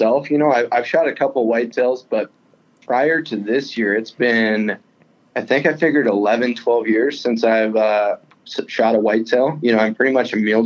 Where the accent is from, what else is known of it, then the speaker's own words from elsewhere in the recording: Eastern Montana, United States; I'm from Eastern Montana originally